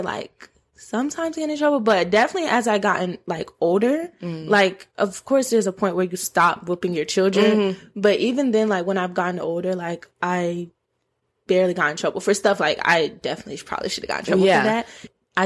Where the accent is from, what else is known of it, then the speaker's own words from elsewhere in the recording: Georgia, United States; also born or lived in Minnesota; we're from Georgia